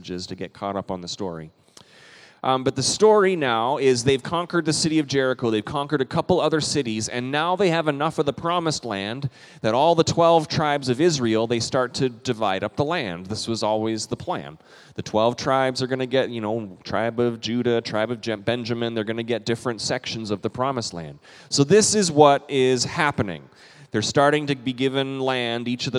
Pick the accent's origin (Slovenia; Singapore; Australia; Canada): Canada; I'm also a Canadian